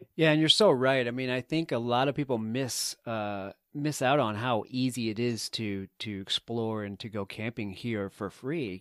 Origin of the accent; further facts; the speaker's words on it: East Coast, United States; you and i both grew up on the the east coast